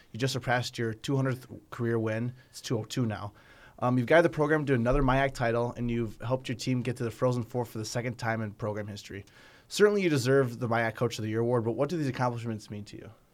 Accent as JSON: {"language": "English", "region": "Wisconsin", "country": "United States", "moved": "yes", "lives_now": "Minnesota, United States", "said": "my home state of Wisconsin"}